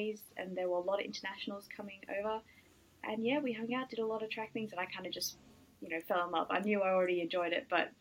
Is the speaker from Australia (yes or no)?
yes; Sydney, New South Wales, Australia; I'm from Australia in Sydney